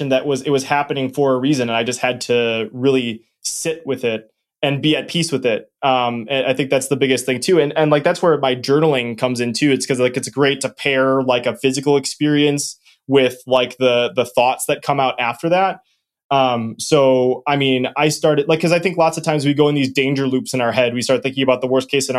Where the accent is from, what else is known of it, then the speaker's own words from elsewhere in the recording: Wisconsin, United States; I'm from Wisconsin